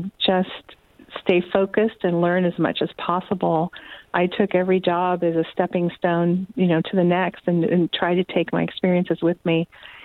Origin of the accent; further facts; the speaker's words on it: Chico, California, United States; moved away as an adult; now in Grass Valley, United States; I grew up in Chico, at least from age three on. I went kindergarten through college at Chico, actually.